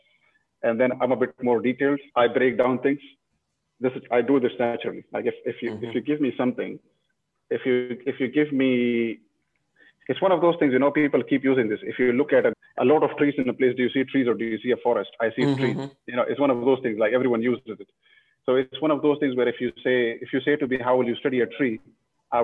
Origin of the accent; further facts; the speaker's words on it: northern Pakistan, Pakistan; moved away; I come from a region in Pakistan. I was born in Pakistan. I come from the north.